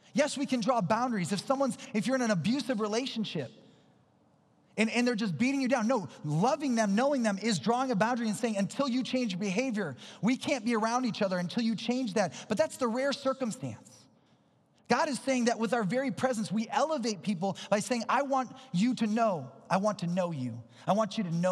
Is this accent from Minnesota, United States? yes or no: yes; Minnesota, United States; I'm from Minnesota